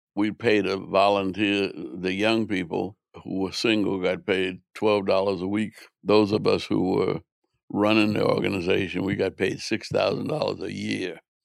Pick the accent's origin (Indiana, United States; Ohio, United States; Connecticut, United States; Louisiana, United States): Louisiana, United States; New Orleans; I grew up in New Orleans